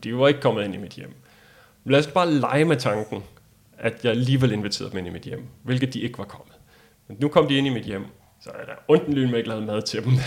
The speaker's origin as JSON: {"language": "Danish", "country": "Denmark", "said": "som dansker"}